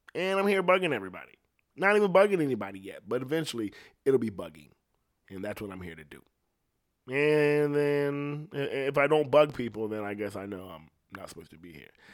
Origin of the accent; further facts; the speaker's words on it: Ohio, United States; I'm from Ohio.